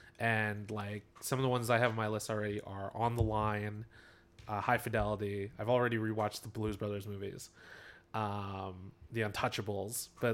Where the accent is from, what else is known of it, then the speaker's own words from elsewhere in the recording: Philadelphia, Pennsylvania, United States; born and raised in Philadelphia